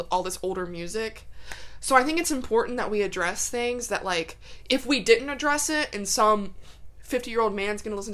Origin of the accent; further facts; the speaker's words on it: United States; as an American